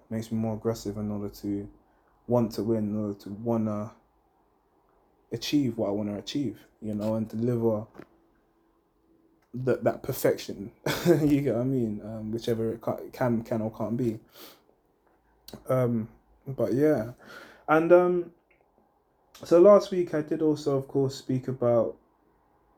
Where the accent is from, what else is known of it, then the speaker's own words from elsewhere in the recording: London, United Kingdom; also born or lived in Hackney, London; where I grew up, I was born in Hackney, but a lot of my time was spent in Edmonton, because my mum was basically dropping us to school in Edmonton